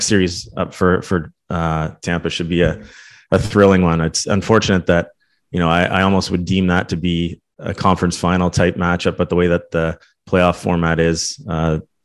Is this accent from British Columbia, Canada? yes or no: no; Toronto, Ontario, Canada; I'm from Toronto area